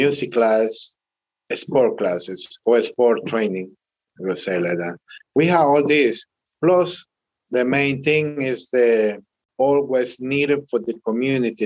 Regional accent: Honduras; moved away as an adult; now in Jackson, United States; I'm from Honduras. I'm here in this area, Jackson, for over 20 years.

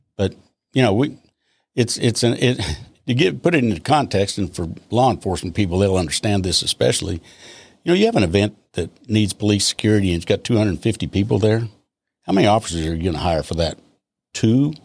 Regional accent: Austin, Texas, United States; also born or lived in Sackville, New Brunswick, Canada / Montreal, Quebec, Canada; my dad had a business opportunity that brought him to Austin, Texas, of all places.

